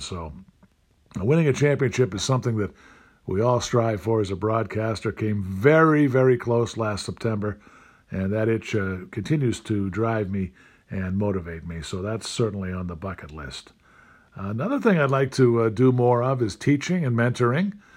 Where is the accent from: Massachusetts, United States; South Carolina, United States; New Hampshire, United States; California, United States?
Massachusetts, United States; Stoughton; my hometown of Stoughton, Mass